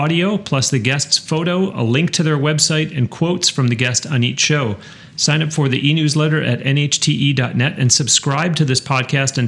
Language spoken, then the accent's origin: English; Western New York, United States; I was raised in Western New York